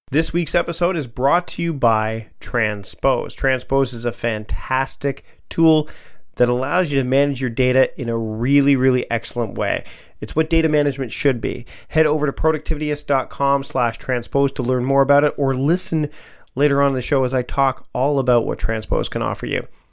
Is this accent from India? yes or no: no; Canada; as a Canadian